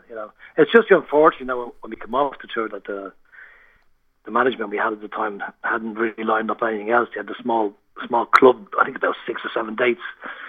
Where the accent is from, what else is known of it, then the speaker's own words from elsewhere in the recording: Ireland; moved away as an adult; also born or lived in Birmingham, United Kingdom / London, United Kingdom; Well, when I moved out from Ireland, I went to Birmingham. I was in Birmingham for 5 years with my first wife.